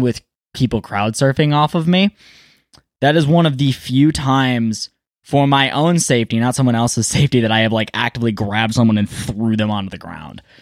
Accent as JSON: {"language": "English", "town": "Ypsilanti", "region": "Michigan", "country": "United States", "tie": "born or raised there", "also_born_or_lived": "Milan, Michigan", "said": "Ypsilanti, born and raised"}